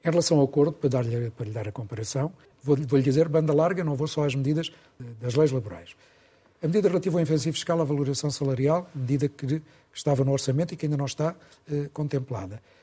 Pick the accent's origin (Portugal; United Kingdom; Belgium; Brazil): Portugal; nós portugueses